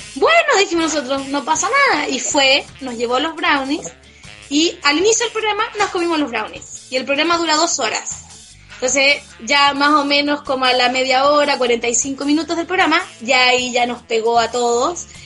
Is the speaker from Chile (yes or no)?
yes; Chile; yo como representante chilena